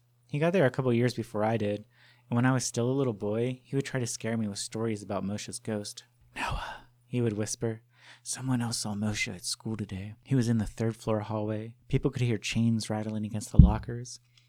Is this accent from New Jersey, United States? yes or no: yes; Livingston, New Jersey, United States; Growing up in Livingston, New Jersey, it became one of the stories told about our town.